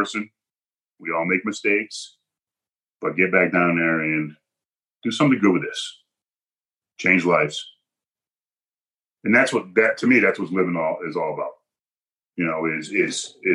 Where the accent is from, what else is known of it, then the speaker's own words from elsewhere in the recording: Hebron, Connecticut, United States; I was at my mother's house growing up in Hebron here, my parents' house.